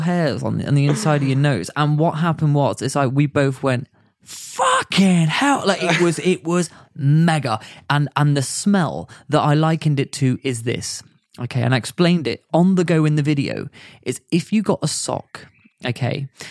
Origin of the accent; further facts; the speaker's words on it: United Kingdom; as a British citizen